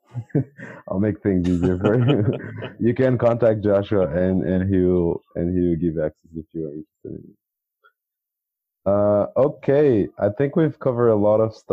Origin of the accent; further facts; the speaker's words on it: Brazil; I am from Brazil.